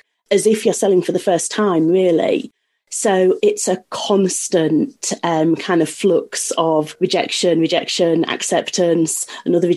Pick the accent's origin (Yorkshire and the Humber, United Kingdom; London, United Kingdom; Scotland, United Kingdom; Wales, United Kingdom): Yorkshire and the Humber, United Kingdom; I'm from North Yorkshire